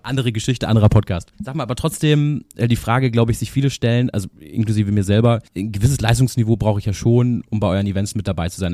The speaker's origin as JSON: {"language": "German", "town": "Freiburg im Breisgau", "region": "Baden-Württemberg", "country": "Germany", "tie": "born or raised there", "said": "ich bin äh, aufgewachsen ja in Freiburg im Breisgau"}